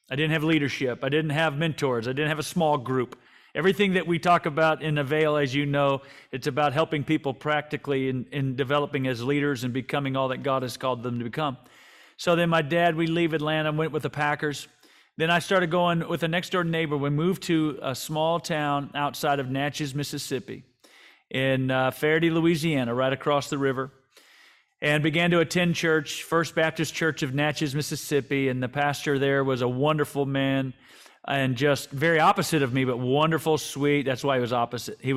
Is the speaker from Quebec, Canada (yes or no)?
no; Vancouver, British Columbia, Canada; born there; I was born in Vancouver when he was the head coach with the BC Lions.